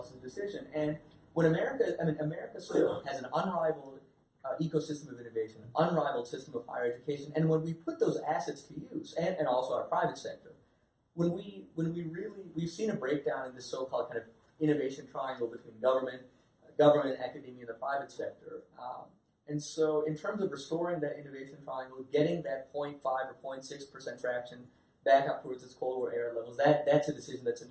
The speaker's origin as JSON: {"language": "English", "country": "United States", "tie": "born or raised there", "said": "I'm a child of immigrants. I was born in the United States. My parents are from Pakistan."}